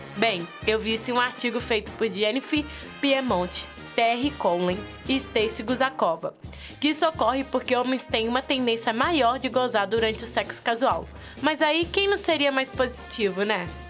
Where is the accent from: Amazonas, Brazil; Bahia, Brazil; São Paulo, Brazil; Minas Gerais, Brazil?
Minas Gerais, Brazil; Sou mineira com muito orgulho